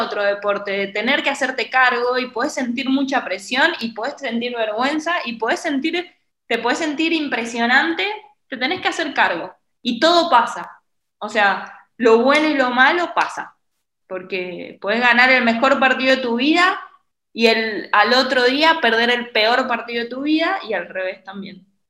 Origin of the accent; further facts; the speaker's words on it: San Juan, Argentina; now in Buenos Aires, Argentina; yo soy de San Juan, vivo en Buenos Aires